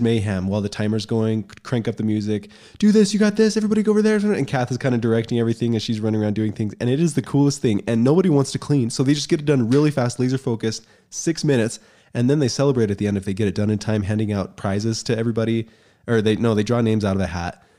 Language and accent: English; United States; moved away; also born or lived in Utah; I grew up in Colorado and Utah